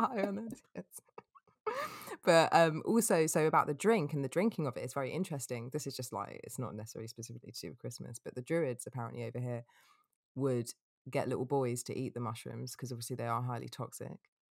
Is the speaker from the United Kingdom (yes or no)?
yes; England, United Kingdom; being English